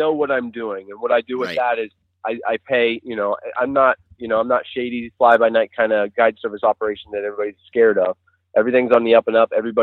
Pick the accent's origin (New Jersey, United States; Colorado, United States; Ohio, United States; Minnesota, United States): Ohio, United States; Central; I'm from Central Ohio. I live not so far out of Columbus, toward the Hocking Hills region